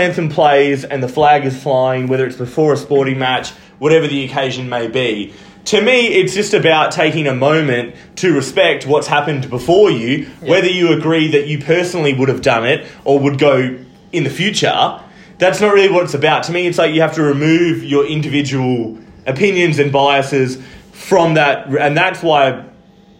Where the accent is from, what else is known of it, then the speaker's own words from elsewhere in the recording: Kelmscott, Western Australia, Australia; I grew up in Kelmscott